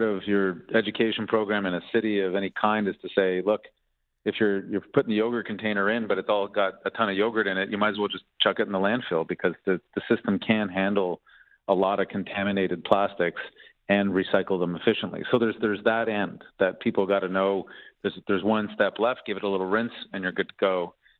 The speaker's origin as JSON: {"language": "English", "town": "Toronto", "region": "Ontario", "country": "Canada", "tie": "born or raised there", "moved": "yes", "lives_now": "British Columbia, Canada", "said": "I'm a hometown kid born and raised in Toronto"}